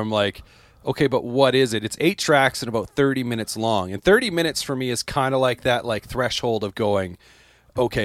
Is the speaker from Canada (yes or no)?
yes; Canada; as a Canadian